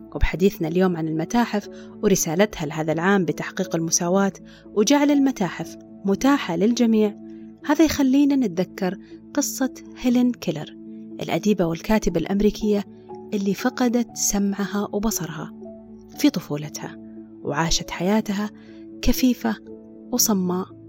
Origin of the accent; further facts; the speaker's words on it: Saudi Arabia; عندنا في السعودية